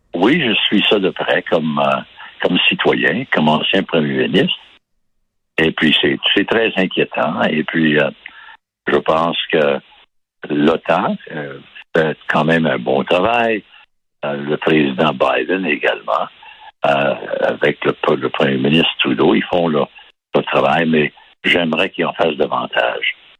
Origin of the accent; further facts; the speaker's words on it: Baie-Comeau, Quebec, Canada; je suis né à Bécomo